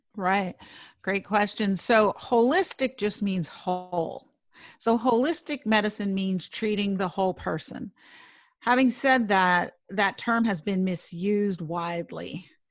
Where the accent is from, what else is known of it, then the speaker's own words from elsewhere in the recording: New York City, New York, United States; I grew up in Manhattan